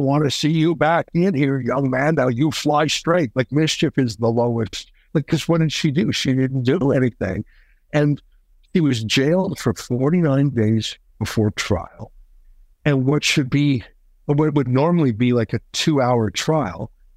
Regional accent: Canada; I'm a Canadian

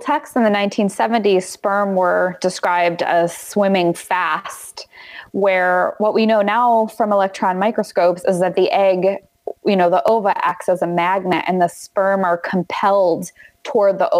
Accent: New York, United States; moved away; I'm from New York

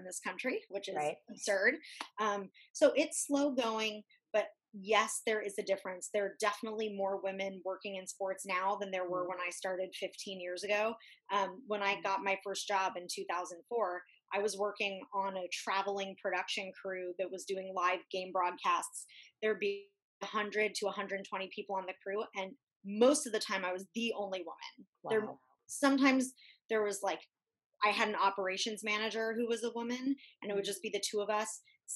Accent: Santa Monica, California, United States; growing up in Santa Monica

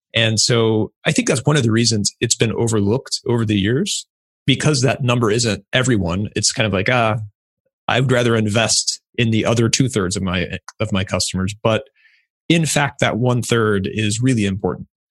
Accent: Ohio, United States; I'm from Ohio

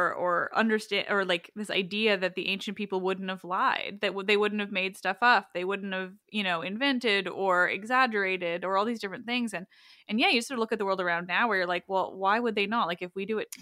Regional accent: Canada; as a Canadian

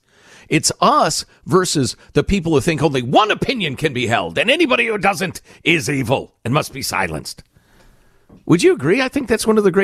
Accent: New York City, New York, United States; So being born and raised in New York City, being home, it saddens me to watch it go back to where it was in the early 80s.

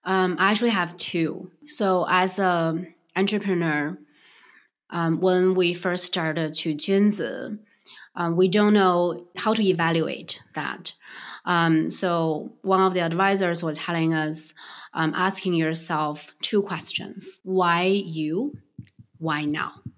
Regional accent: Beijing, China; moved away; I grew up in Beijing

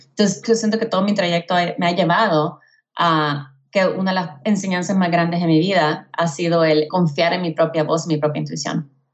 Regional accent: El Salvador; also born or lived in Houston, Texas, United States / Mexico City, Mexico; now in United States; mi mamá se regresó a El Salvador conmigo y con mi hermana menor y crecí entre El Salvador y Houston

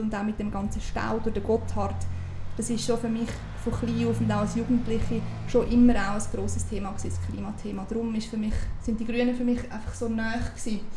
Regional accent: Uri, Switzerland; now in Zurich, Switzerland; Ich bin im Kanton Uri aufgewachsen

